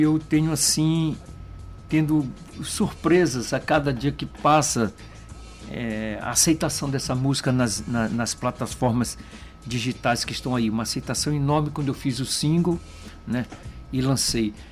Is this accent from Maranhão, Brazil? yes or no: yes; São Luís, Maranhão, Brazil; eu cresci né, ali na, na São Talhão, na Cando Ribeiro, ali com essa influência do carnaval é, da Madre Deus, da São Talhão.